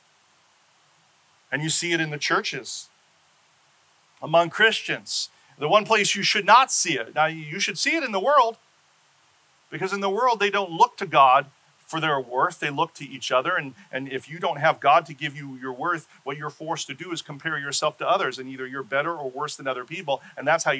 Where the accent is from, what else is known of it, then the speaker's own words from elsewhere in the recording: Seattle, Washington, United States; moved away; my home state of Seattle